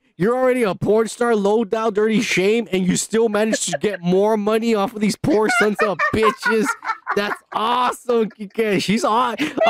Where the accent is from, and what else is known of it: United States